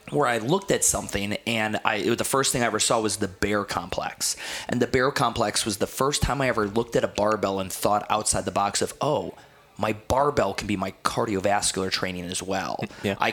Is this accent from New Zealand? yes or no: no; New Jersey, United States; And now I'm a kid from New Jersey, and everyone's like, dude, this kid's going to be probably sick. He's from Jersey.